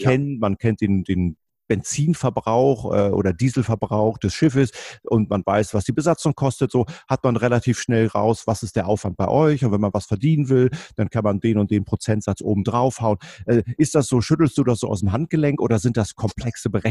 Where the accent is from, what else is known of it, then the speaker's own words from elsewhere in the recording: Hamburg, Germany; Wir kommen ja beide aus Hamburg und äh, der Hamburg gilt als Stadt der Kaufleute.